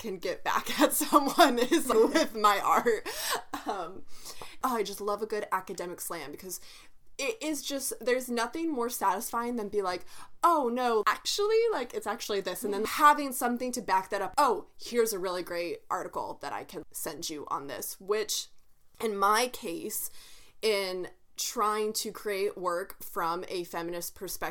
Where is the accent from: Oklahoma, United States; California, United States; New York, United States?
Oklahoma, United States; Me and Bianca were born and raised in Oklahoma